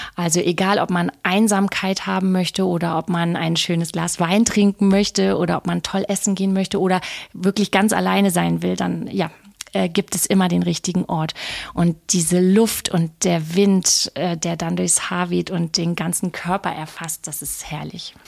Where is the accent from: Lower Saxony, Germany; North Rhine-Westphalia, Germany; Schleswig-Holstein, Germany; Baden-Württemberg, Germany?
Lower Saxony, Germany; moved away as an adult; also born or lived in Southern France / Berlin / Munich / Switzerland; now in Sylt, Germany; ich bin äh, Niedersächsin Vollblut-Niedersächsin